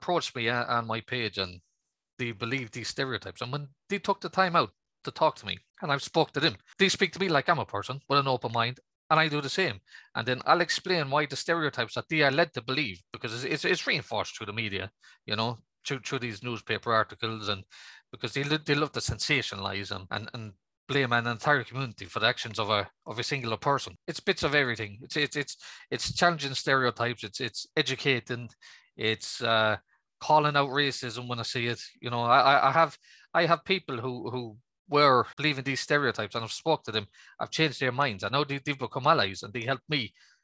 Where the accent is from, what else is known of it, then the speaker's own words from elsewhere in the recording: Manchester, North West England, United Kingdom; I was born just outside Manchester